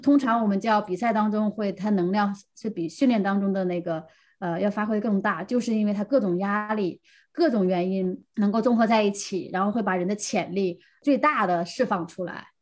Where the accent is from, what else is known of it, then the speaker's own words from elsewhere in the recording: Heilongjiang, China; 我是来自黑龙江